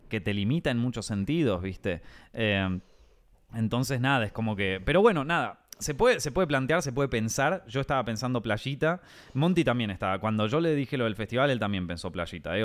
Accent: Argentina; moved away as an adult; now in Madrid, Spain; nosotros los argentinos

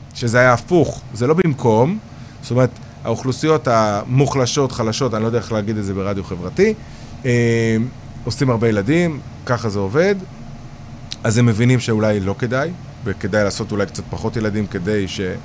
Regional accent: Kiryat Yam, Haifa District, Israel; moved away; ובגלל שגדלתי בקריות, ואשתי חיפאית

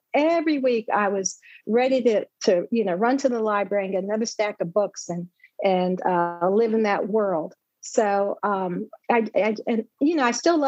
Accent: Philippines; Oh, monsoon season was the rainy season. Yes. Okay. Yeah. Very hot and humid. And mm-hmm. If you can believe it, we lived there without air condition.

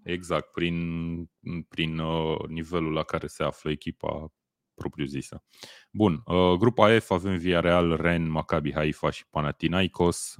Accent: Romania; noi ca români

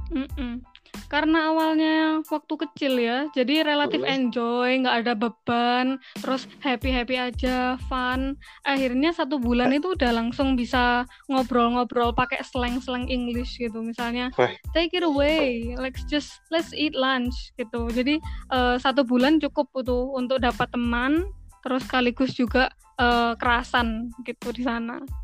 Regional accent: Malang, East Java, Indonesia; also born or lived in Australia; Aku Malang, Arema

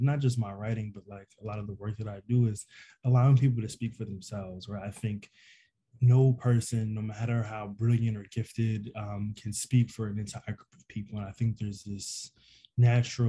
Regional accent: Philadelphia, Pennsylvania, United States; moved away as an adult; now in New York City, United States; growing up in Philly, five blocks from people who was living really

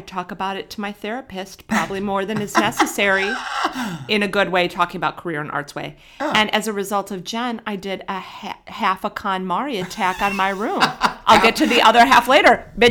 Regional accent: Middle America, Midwest, United States; I'm from Middle America

